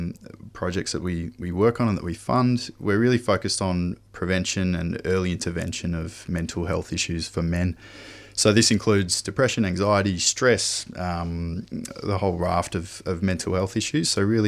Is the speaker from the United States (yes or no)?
no; Perth, Western Australia, Australia; So I grew up in Perth, worked on farms and worked on factories, you know, largely blue collar work when I was younger